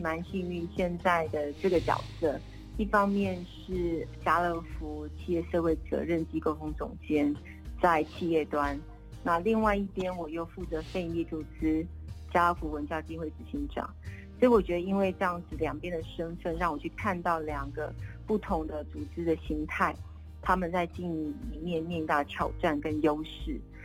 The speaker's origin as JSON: {"language": "Chinese", "region": "Kaohsiung", "country": "Taiwan", "tie": "born or raised there", "also_born_or_lived": "Taipei", "moved": "as an adult", "said": "我是高雄人哎，然从后从南部，哎。对，然后后来念了文藻在高雄"}